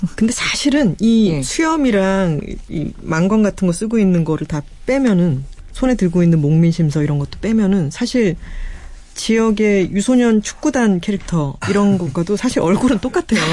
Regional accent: Busan, South Korea; 부산 제 고향 근처에는

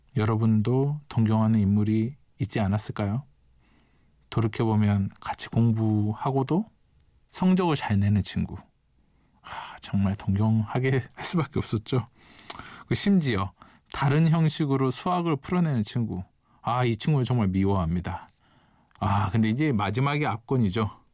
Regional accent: Mokpo, South Jeolla, South Korea; moved away as an adult; also born or lived in Seoul; 저는 이제 고등학교 때까지 목포에서 부모님과 함께 살다가요. 서울로 대학을 오게 되는데요.

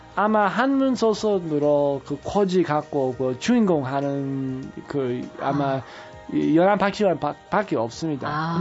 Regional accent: the American Midwest, United States; Korean is a second language; moved away as an adult; also born or lived in San Francisco, California, United States; now in South Korea; 제가 원래 미국 중서부에서 자랐지만은 예, 고등학교 때는 서부 그 산프란시스코에서 제가 에, 예, 다녔고

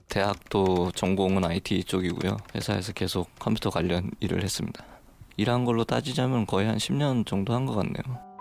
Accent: Taebaek, Gangwon, South Korea; moved away; 태백에서 어린 시절을 보냈거든요.

